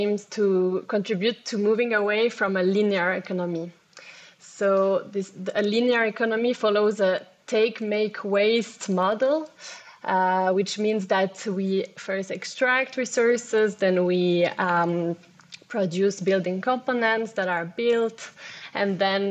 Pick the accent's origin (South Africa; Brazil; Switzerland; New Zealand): Switzerland; Geneva; I am from Geneva